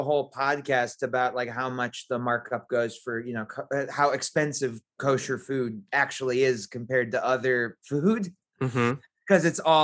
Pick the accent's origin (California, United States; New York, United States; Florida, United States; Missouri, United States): New York, United States; New York City; also born or lived in Manhattan; I grew up in Firestone's, Queens